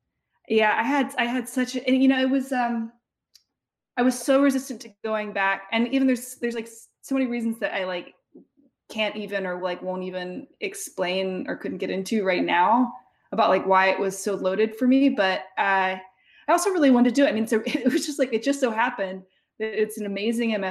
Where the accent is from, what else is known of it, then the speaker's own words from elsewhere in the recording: Mississippi, United States; moved away; Ole Miss is like a, you know, hour drive or less from my hometown